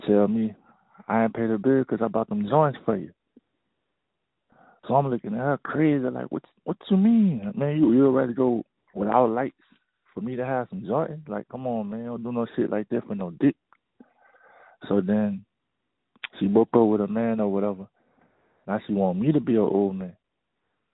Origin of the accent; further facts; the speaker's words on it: New Orleans, Louisiana, United States; I'm from New Orleans, Louisiana